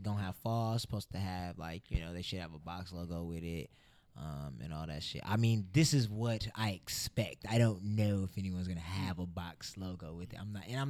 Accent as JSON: {"language": "English", "area": "the Bay Area", "region": "California", "country": "United States", "tie": "born or raised there", "said": "I grew up in the Bay Area."}